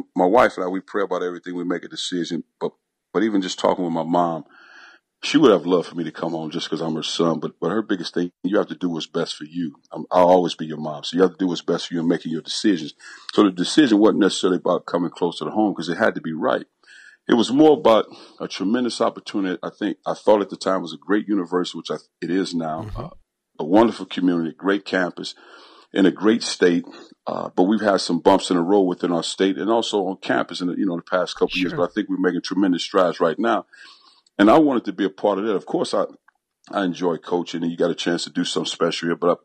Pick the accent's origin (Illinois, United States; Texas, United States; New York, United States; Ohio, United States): Illinois, United States; East St. Louis; growing up in East St. Louis